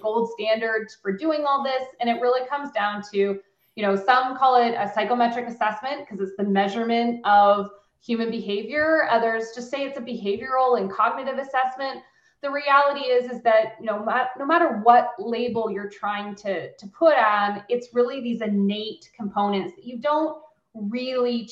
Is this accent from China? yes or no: no; Canada; also born or lived in Waterloo, Ontario, Canada; As a Canadian woman CEO